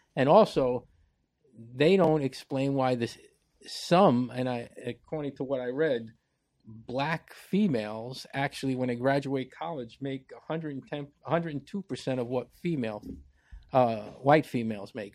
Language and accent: English; New York City, New York, United States; I grew up in the Bronx